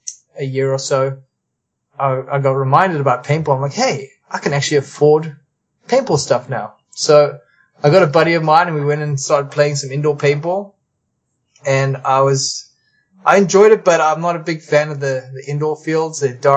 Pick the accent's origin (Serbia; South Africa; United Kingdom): South Africa; now in Canada; I was originally from South Africa. Immigrated here in December 1999. And I became a Canadian citizen a couple years later.